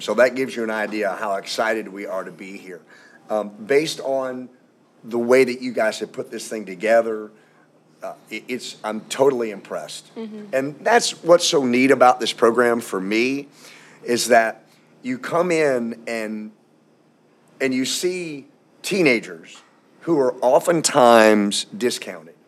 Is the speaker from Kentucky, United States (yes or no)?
yes; Louisville, Kentucky, United States; also born or lived in outside Atlanta, Georgia; now in Atlanta area, United States; I'm from Louisville, Kentucky